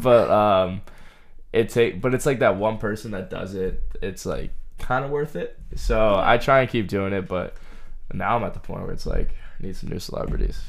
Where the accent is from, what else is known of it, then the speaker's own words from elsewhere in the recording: Groton, Massachusetts, United States; I'm from Groton, Massachusetts. It's like central